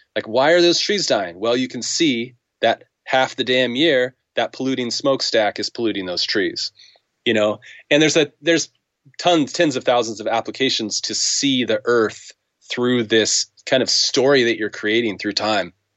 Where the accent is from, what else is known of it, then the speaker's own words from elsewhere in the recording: United States; I'm an American